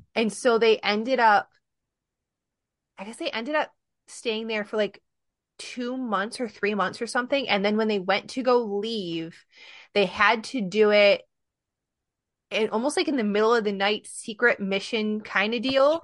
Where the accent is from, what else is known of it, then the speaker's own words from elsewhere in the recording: Michigan, United States; now in Connecticut, United States; I'm originally from Michigan, but I live in Connecticut now.